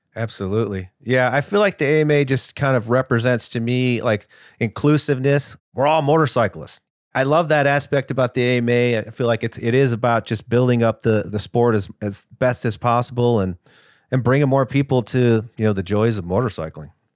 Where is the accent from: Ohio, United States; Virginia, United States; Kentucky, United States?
Ohio, United States; I grew up in Ohio